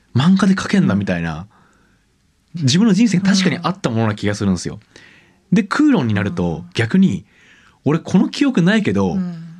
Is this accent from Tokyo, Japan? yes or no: no; Hamada, Shimane, Japan; 僕島根県出身なんですけど